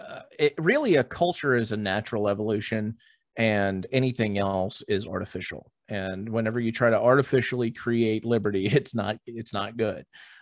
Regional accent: Texas, United States; We're Americans. I'm a Texan, whatever the case may be.

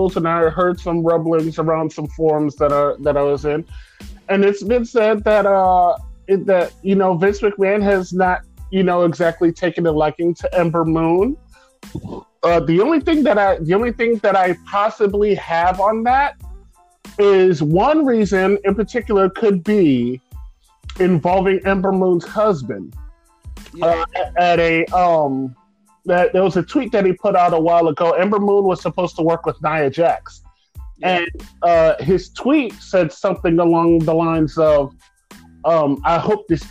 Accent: United States; we as an American people

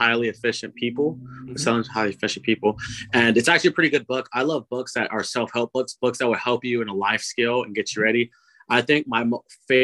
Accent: Los Angeles, California, United States; moved away as an adult; also born or lived in Manhattan Beach, California / Georgia; now in Boston, United States; I'm from California. So I grew up in city of L.A., Slauson and Crenshaw, and then we moved around a little bit.

